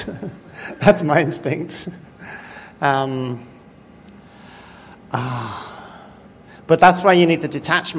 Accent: United Kingdom; I'm British

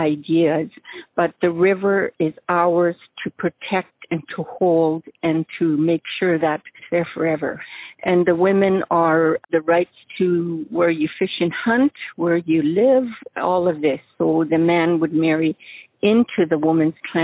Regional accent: Tsleil-Waututh Nation, northwestern BC, British Columbia, Canada; I'm from the Tsleil-Waututh Nation in northwestern BC

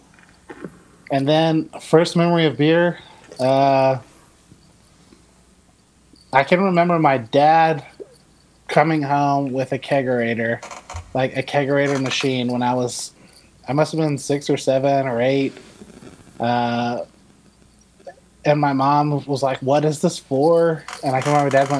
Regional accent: Savannah, Georgia, United States; moved away as an adult; now in Texas, United States; I grew up in Savannah, Georgia.

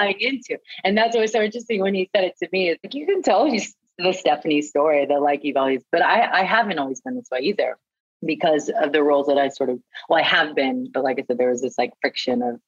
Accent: Oklahoma, United States; moved away; also born or lived in New York; growing up in Oklahoma, in a small town in Oklahoma

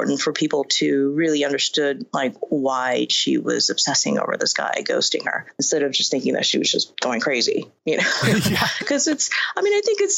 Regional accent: Inglewood, California, United States; also born or lived in Asia / Ladera Heights; when my family and I immigrated here from Asia, we settled in Ladera, and I went to school in Inglewood

